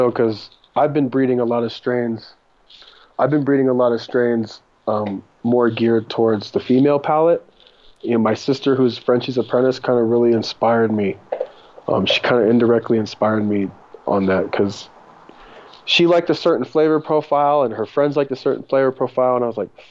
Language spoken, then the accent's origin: English; Japan; moved away as an adult; also born or lived in Germany / San Diego / Mendocino; now in California, United States; I grew up in Japan until I was 20, started my career when I was in Germany